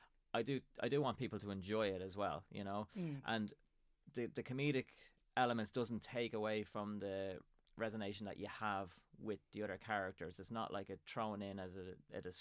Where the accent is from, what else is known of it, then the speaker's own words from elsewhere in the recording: Drogheda, Leinster, Ireland; now in Dundalk, Ireland; I live in Dundalk and I'm originally from Drogheda.